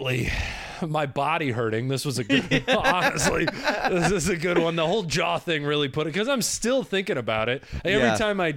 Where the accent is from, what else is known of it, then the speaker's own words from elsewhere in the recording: Michigan, United States; moved away; I grew up in Michigan